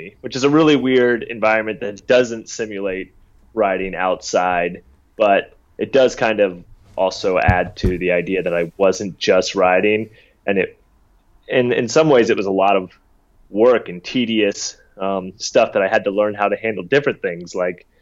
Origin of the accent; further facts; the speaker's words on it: the South, United States; I grew up in the South